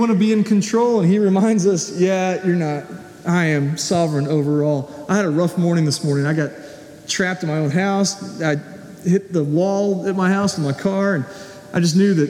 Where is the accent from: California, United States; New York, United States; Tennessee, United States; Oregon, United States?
Tennessee, United States; Nashville; moved away; being in Nashville where I grew up